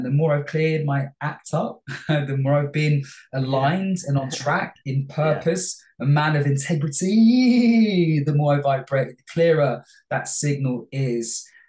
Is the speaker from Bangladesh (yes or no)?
yes; Bangladesh; moved away; also born or lived in London, United Kingdom; I was born in London, in Hammersmith. {S4} Yeah. {S5} Lived in Olympia, which is in West London, for the first 2 years, and then moved to Bangladesh.